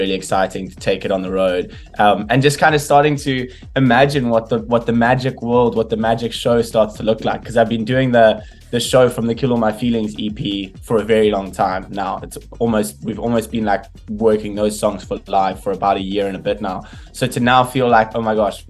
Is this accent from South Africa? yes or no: yes; South Africa; as a South African